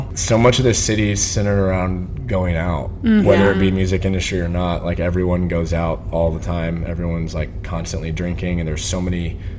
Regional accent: Austin, Texas, United States; moved away as an adult; also born or lived in Kentucky; I grew up in Austin.

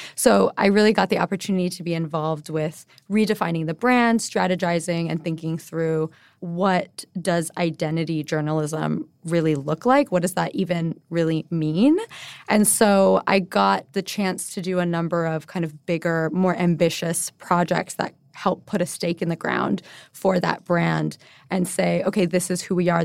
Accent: Honolulu, Hawaii, United States; moved away as an adult; also born or lived in Bay Area / New York; I'm born and raised in Honolulu. I moved to the mainland, as we call it, after high school to go to college

